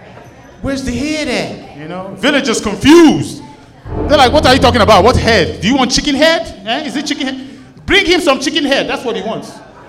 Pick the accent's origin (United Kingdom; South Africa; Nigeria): Nigeria; born there; I was born in Nigeria.